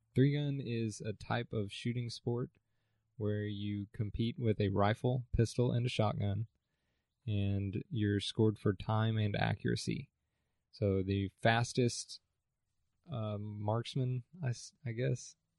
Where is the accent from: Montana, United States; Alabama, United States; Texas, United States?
Texas, United States; Allen; moved away as an adult; now in Stephenville, United States; I was born in Allen and also grew up in Allen